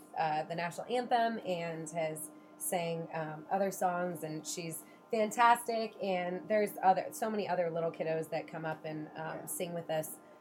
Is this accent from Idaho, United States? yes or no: no; Estacada, Oregon, United States; Born and raised in Estacada, my parents still live where I grew up